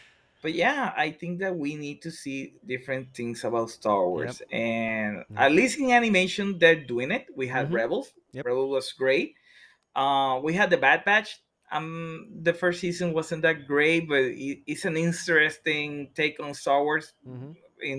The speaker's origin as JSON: {"language": "English", "town": "San Juan", "country": "Puerto Rico", "tie": "born or raised there", "said": "I was born and raised in Puerto Rico, especially in the area of Santurce. I was born there."}